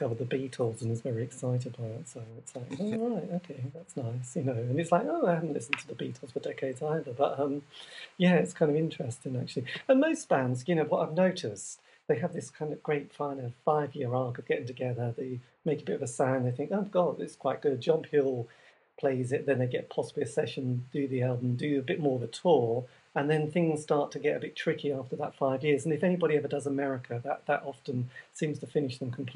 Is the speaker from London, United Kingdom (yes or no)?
no; the East, East of England, United Kingdom; we're from the East